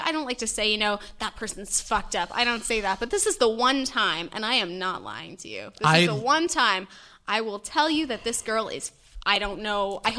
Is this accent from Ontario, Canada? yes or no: no; Antigonish, Nova Scotia, Canada